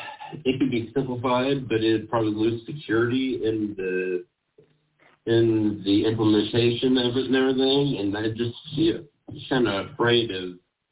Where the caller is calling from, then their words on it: Kansas City, Missouri, United States; Kansas City, Missouri.